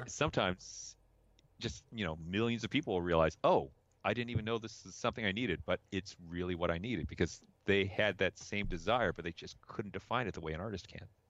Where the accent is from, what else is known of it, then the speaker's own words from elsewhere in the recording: South Bend, Indiana, United States; also born or lived in Chicago, Illinois; I grew up in the '70s and '80s inside of South Bend. I was I was born in Chicago